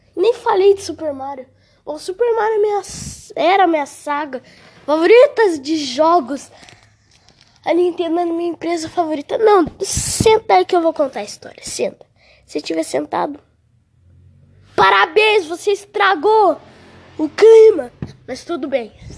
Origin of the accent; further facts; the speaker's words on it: Brazil; Eu, eu juro que eu sou brasileiro. Juro que eu sou BR de coração